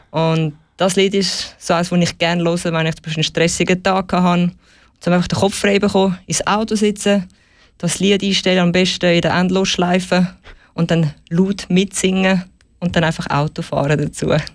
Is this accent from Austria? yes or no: no; Zurich, Switzerland; in Zürich wirklich, Zürich ist Famendingen aufgewachsen